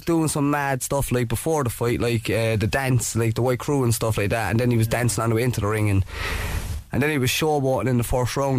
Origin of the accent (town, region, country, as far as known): Cork, Munster, Ireland